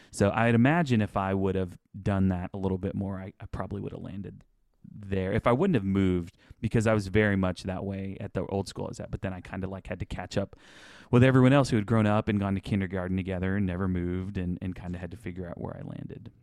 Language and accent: English; Houston, Texas, United States; also born or lived in Channelview, Texas; we moved from Channel View to, like, the south side of Houston